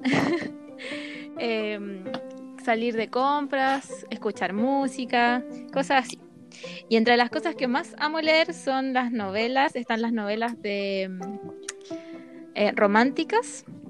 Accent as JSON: {"language": "Spanish", "town": "Santiago", "region": "Santiago Metropolitan Region", "country": "Chile", "tie": "born or raised there", "said": "soy de acá de Santiago, eh, nacida y criada acá"}